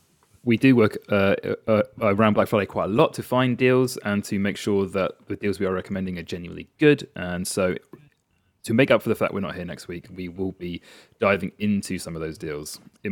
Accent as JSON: {"language": "English", "country": "United Kingdom", "said": "As is tradition, we're British, so we will complain about the weather."}